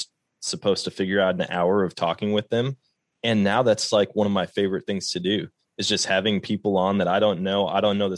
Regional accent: Wisconsin, United States; moved away as an adult; now in Missouri, United States; growing up in Wisconsin

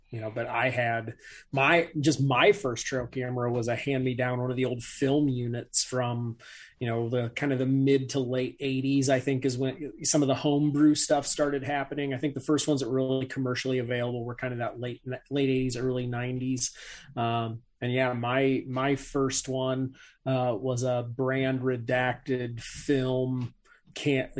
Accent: Northeast Indiana, United States; I'm in Northeast Indiana. I'm between like Fort Wayne and Warsaw

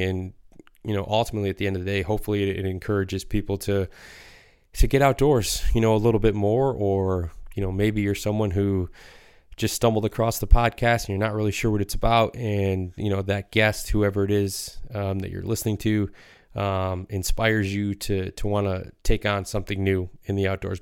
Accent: Michigan, United States; growing up in Michigan myself here

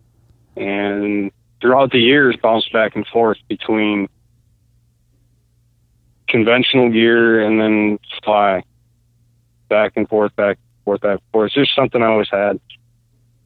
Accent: Kalamazoo, Michigan, United States; I'm born and raised in Kalamazoo.

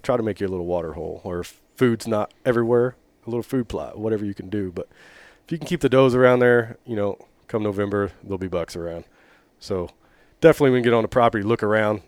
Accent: Oak Grove, Missouri, United States; I grew up in Oak Grove

